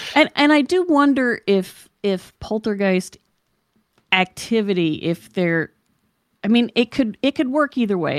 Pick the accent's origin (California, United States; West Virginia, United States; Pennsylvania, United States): West Virginia, United States; Charleston; moved away; I came from West Virginia, so I was born in sixty-five.